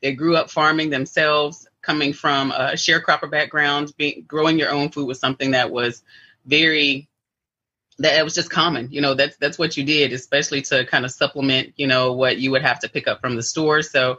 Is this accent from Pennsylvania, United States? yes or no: no; Rockmart, Georgia, United States; I'm a native Georgian. I'm a native Georgia peach. Of course, there's not a lot of us around anymore. But I was born and raised in Polk County, which is on the Alabama-Georgia border here in Northwest Georgia, a little town called Rockmart